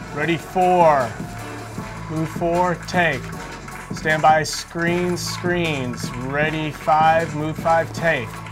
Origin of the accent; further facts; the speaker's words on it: rural North Carolina, United States; also born or lived in Raleigh, North Carolina; I'm from North Carolina, very rural North Carolina. I grew up literally in front of a cornfield.